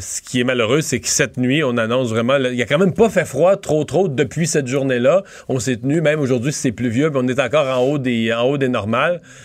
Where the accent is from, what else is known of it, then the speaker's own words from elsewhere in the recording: Rivière-du-Loup, Quebec, Canada; dans mon coin de pays